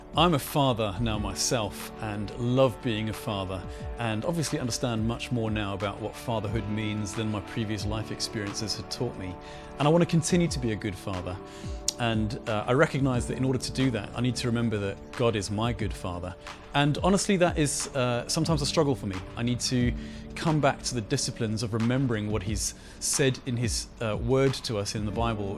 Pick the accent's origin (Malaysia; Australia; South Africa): South Africa; Johannesburg, Gauteng; I grew up in Johannesburg in South Africa